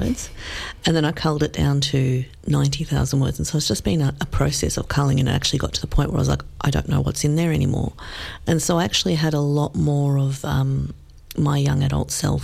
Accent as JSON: {"language": "English", "country": "Australia", "tie": "born or raised there", "said": "we grew up in Australia without any family"}